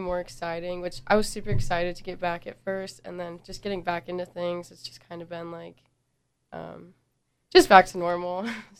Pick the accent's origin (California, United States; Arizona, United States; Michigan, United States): Arizona, United States; moved away as an adult; now in Georgia, United States; I'm from Arizona